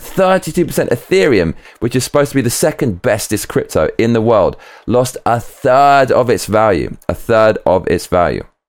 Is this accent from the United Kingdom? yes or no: yes; United Kingdom; I'm British